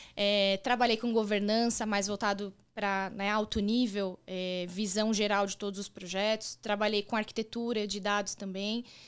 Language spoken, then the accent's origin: Portuguese; São Paulo, Brazil; moved away as an adult; also born or lived in Rio de Janeiro; now in Florianópolis, Brazil; eu sou paulistana, nasci na capital mesmo, mas morei. Né, todo o período que eu morei em São Paulo, eu morava na região do ABC.